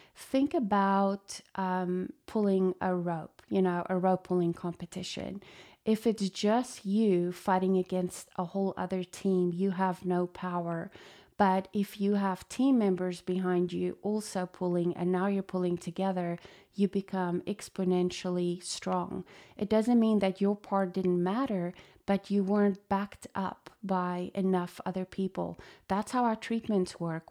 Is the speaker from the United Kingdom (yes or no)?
no; South Africa; moved away; I was born in South Africa to a chiropractic dad